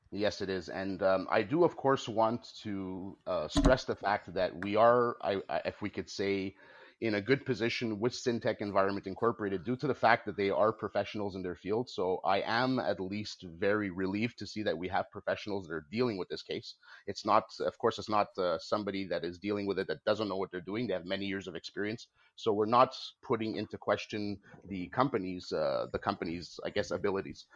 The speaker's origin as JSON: {"language": "English", "country": "Canada", "said": "I consider myself Canadian. I'm a very proud Canadian. I'm proud of my nation."}